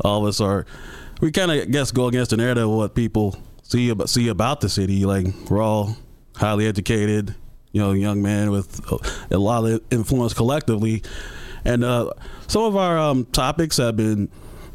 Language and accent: English; Chicago, Illinois, United States; we grew up in South Shore on the South Side